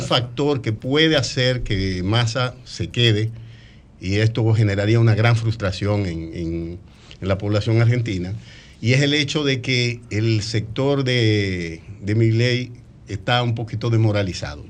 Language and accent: Spanish; Dominican Republic; moved away as an adult; now in Orlando, United States